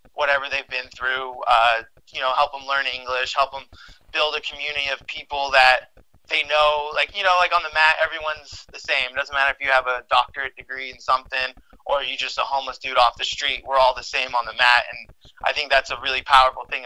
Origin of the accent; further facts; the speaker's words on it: United States; I'm born here, and I'm an American citizen